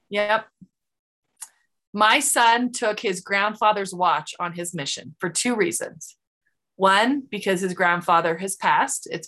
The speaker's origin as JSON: {"language": "English", "town": "Sandy", "region": "Utah", "country": "United States", "tie": "born or raised there", "also_born_or_lived": "Draper, Utah", "lives_now": "Woodland Hills, United States", "said": "I grew up in Sandy and Draper, Utah."}